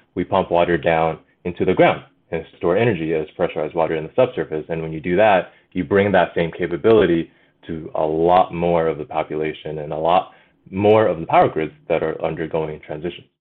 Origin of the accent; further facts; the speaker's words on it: China; moved away; also born or lived in Alberta, Canada; I grew up in China.